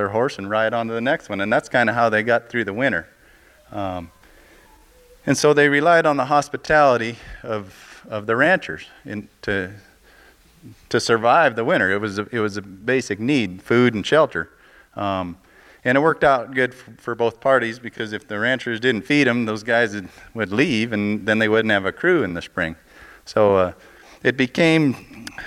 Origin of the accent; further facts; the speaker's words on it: Montana, United States; growing up in Montana, I worked for a fella